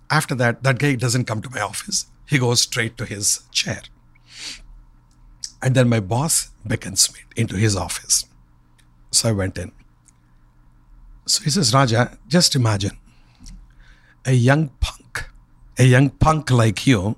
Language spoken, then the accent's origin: English; India; moved away; Growing up in India, we never had television